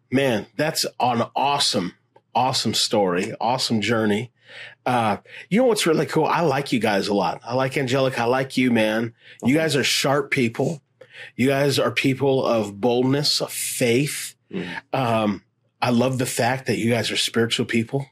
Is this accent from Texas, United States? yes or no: no; Las Vegas, Nevada, United States; I grew up here in Las Vegas